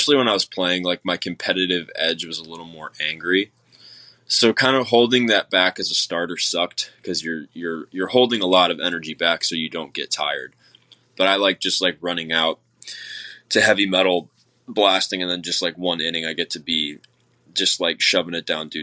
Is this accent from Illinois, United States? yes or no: yes; Chicago, Illinois, United States; growing up in Chicago, Illinois